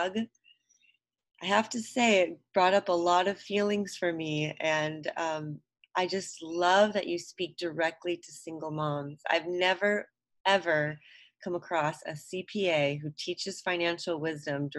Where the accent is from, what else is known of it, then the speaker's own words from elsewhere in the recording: Fresno, California, United States; now in Hawaii, United States; I grew up in Fresno, California, which is a ag town